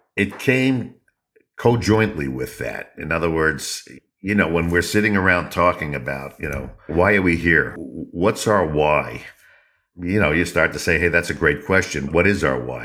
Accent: New York, United States; I'm from the Northeast, uh, the States, actually born in New York

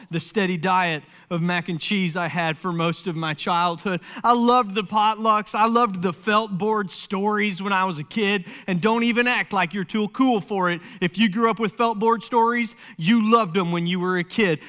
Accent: Summerville, South Carolina, United States; I grew up in Somerville, South Carolina

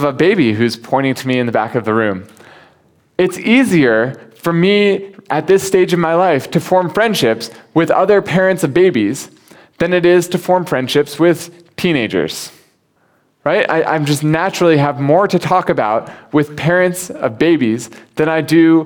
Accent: United States; now in Hong Kong; As an American

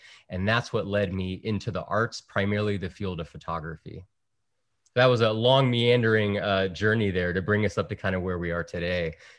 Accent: Virginia, United States; born there; So my father is from El Salvador. My mother is from Puerto Rico. And I was born on the East Coast in Virginia.

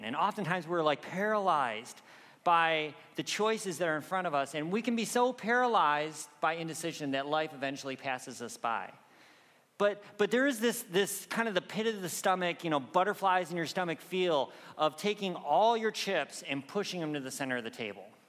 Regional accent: Michigan, United States; moved away; I grew up in Michigan

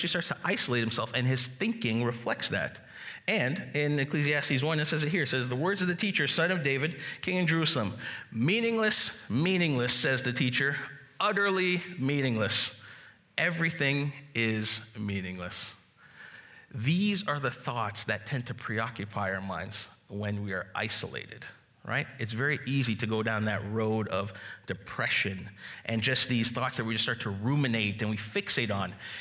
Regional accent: Jamaica; I'm Jamaican

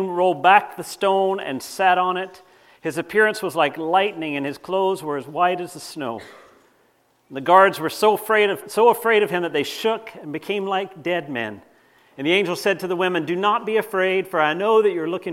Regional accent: North Carolina, United States; now in Canada; I grew up in North Carolina.

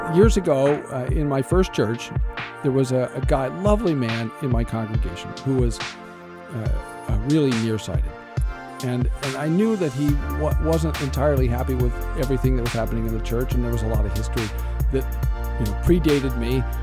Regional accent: United States; as American evangelicals

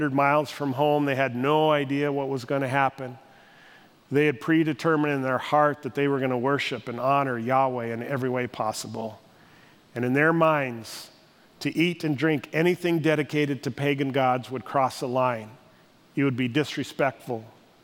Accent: Northwest North Dakota, United States; I grew up in Northwest North Dakota

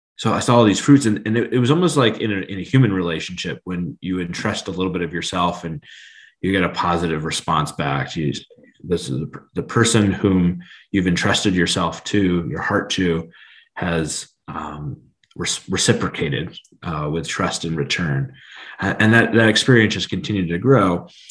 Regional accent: Steubenville, Ohio, United States; moved away; I grew up in Steubenville

